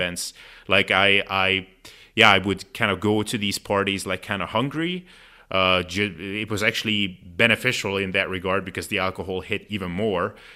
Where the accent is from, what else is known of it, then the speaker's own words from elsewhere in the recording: Hungary; I'm from Hungary